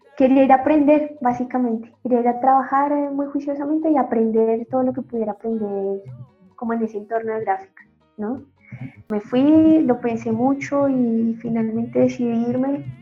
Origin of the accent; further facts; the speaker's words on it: Bogotá, Colombia; moved away as an adult; also born or lived in Chile; Soy colombiana primero, importantísimo decirlo, de Bogotá. En Bogotá estudié